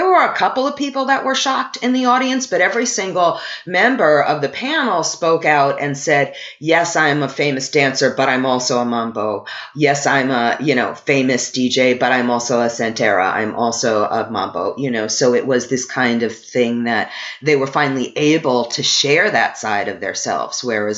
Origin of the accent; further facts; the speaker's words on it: New York City, New York, United States; moved away as an adult; now in New Orleans, United States; I grew up in New York City. I live in New Orleans now